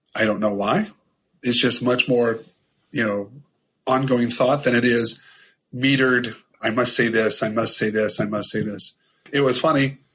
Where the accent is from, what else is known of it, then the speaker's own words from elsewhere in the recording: Ohio, United States; I'm from Ohio. I'm from this small town in Ohio